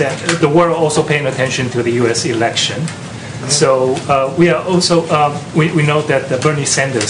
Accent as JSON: {"language": "English", "country": "Taiwan", "said": "I'm from Taiwan."}